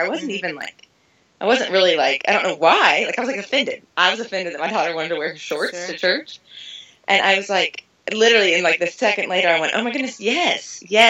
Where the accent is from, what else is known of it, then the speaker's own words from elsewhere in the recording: the South, United States; I'm from the Bible Belt, and we're Southern